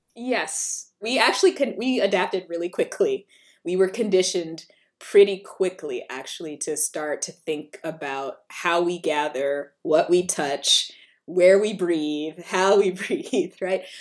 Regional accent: South Carolina, United States; I'm from South Carolina

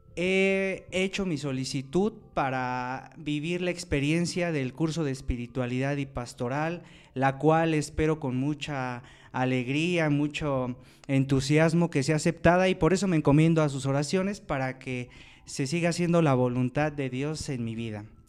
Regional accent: Lerma, State of Mexico, Mexico; soy originario de Lerma, Estado de México

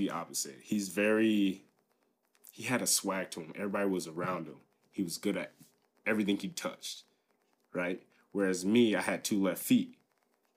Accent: Liberty Township, Ohio, United States; also born or lived in Dayton, Ohio / Germany / Hamilton, Ohio; We grew up, like, just all together on a military base. Traveled around my first year of my life. We were in Germany, moved around. Eventually, we settled down around here in Liberty Township

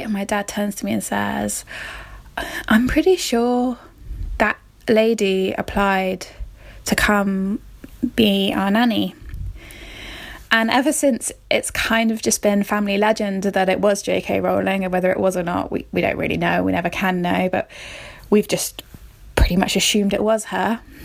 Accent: Somerset, South West England, United Kingdom; I'm from Somerset in England

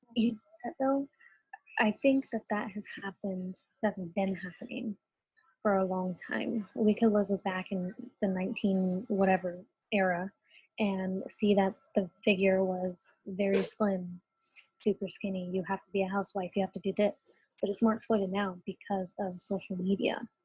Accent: United States; I'm a Latina. I do not speak Spanish. I am completely American in all ways

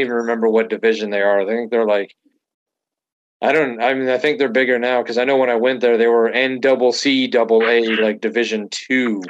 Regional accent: Atlanta, Georgia, United States; moved away; also born or lived in Wisconsin; growing up in Atlanta, I mean, obviously Georgia Tech was big

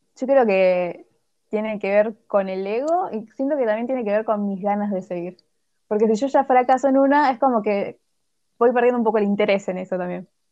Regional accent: Argentina; los argentinos

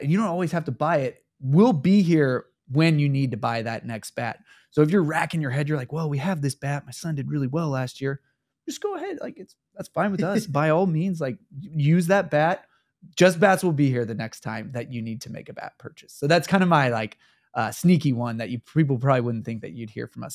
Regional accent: Kansas City, Missouri, United States; my hometown of Kansas City, Missouri

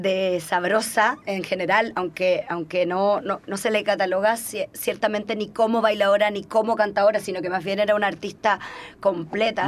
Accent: Cuba; moved away; yo soy cubana

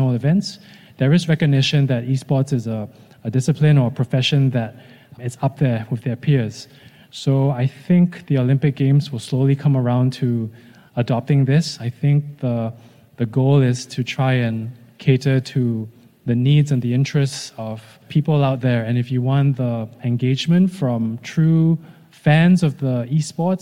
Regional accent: Singapore; as a Singaporean

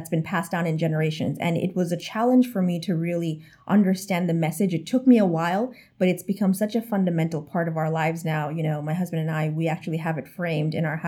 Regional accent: New York City, New York, United States; moved away as an adult; now in Florida, United States; when I was growing up, I thought New York City was the world.

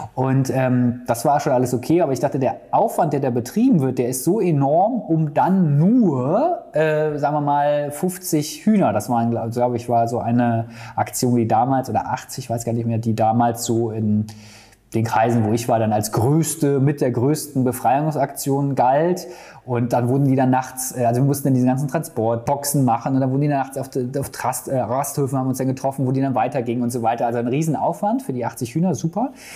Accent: Bonn, North Rhine-Westphalia, Germany; durch die Bonner Innenstadt, da komme ich äh, gebürtig her aus der Region

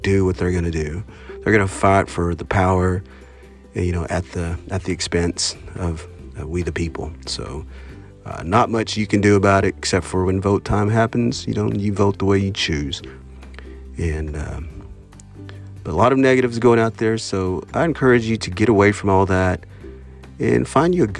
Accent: Oklahoma, United States; I'm a Choctaw from Oklahoma

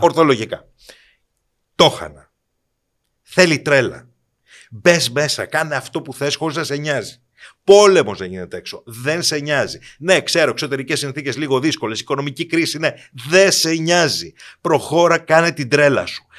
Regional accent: Kiato, Peloponnese, Greece; Είμαι ένα παιδί από το Κιάτο Κορινθία

